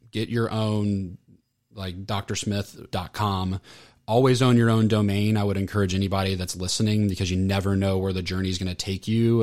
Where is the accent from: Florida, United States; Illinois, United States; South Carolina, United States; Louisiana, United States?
Florida, United States; Orlando; also born or lived in Atlanta; I grew up, grew up, born and raised in Orlando, so a Floridian